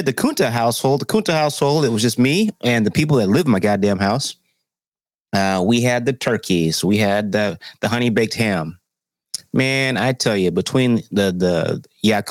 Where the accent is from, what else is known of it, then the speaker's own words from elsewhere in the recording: the South, United States; I'm from the South